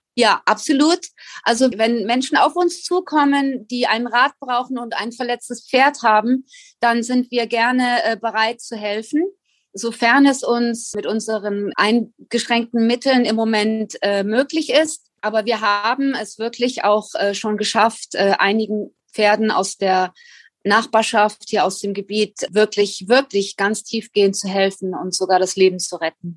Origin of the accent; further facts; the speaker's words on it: Germany; moved away as an adult; now in Galapagos Islands, Ecuador; Ich vermisse meine Heimat Deutschland zutiefst.